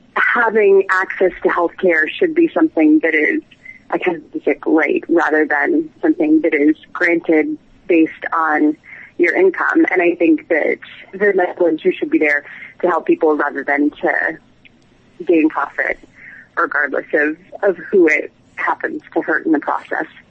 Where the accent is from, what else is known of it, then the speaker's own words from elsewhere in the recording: New England, United States; moved away as an adult; now in London, United Kingdom; I'm from New England originally, so I grew up in a small town